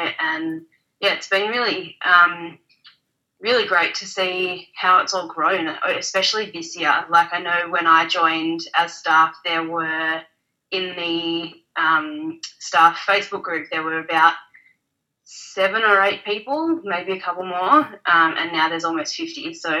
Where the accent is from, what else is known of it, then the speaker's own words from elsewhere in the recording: Australia; I am from Australia. I live in Melbourne